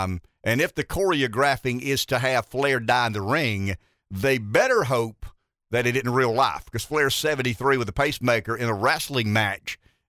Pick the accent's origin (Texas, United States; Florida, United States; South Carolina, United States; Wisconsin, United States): South Carolina, United States; Pamplico; I knew I was from Pamplico and we weren't allowed to stay in places as fancy schmancy as that.